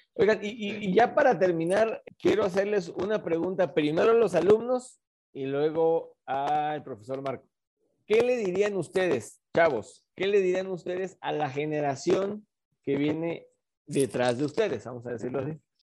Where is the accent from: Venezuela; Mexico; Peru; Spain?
Mexico; mi país